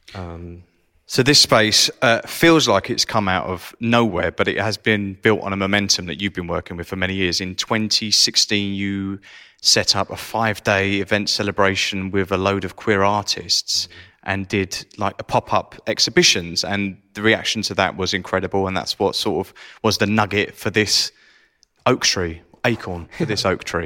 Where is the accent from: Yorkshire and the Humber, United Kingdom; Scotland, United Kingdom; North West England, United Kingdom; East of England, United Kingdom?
East of England, United Kingdom; Essex; I'm from Essex as well.